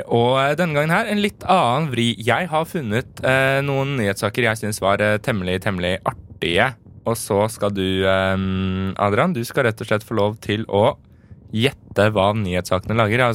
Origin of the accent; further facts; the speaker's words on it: Drammen, Buskerud, Norway; vi skal også til min hjemby. Eh, Drammen.